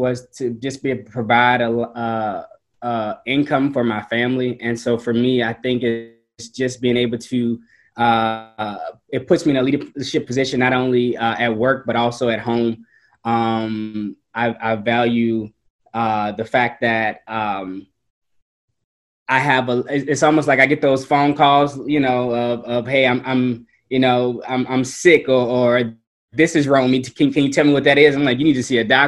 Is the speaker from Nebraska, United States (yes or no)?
no; New Orleans, Louisiana, United States; moved away; growing up in New Orleans and Hurricane Katrina happening and really changing what home was to me